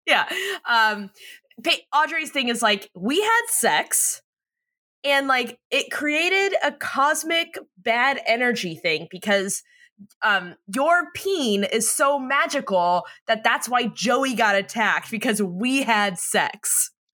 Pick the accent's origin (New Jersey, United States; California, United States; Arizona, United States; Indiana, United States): California, United States; San Diego; we're from America's Finest City